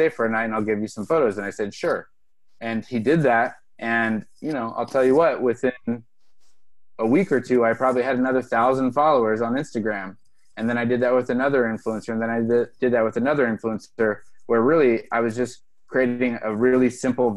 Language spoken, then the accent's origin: English; Pacific Northwest, United States; moved away; I'm from the Pacific Northwest originally